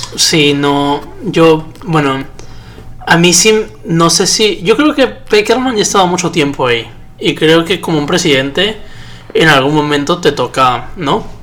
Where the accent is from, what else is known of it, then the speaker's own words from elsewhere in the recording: Peru; yo lo veo como hincha, como peruano